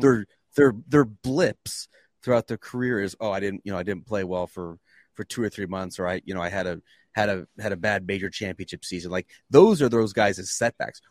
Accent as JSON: {"language": "English", "town": "Canandaigua", "region": "New York", "country": "United States", "tie": "born or raised there", "moved": "yes"}